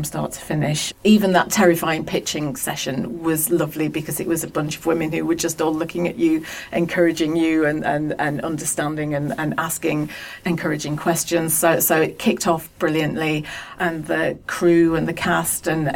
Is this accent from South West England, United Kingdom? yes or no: no; Pendle, North West England, United Kingdom; I come from Pendle